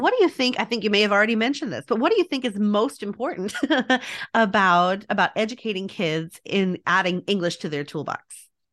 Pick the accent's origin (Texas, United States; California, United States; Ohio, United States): Texas, United States; El Paso; I am from El Paso, Texas